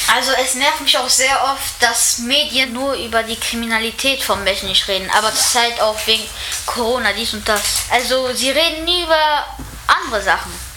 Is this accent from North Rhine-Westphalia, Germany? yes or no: yes; Mechernich, North Rhine-Westphalia, Germany; ich komme aus Mechernich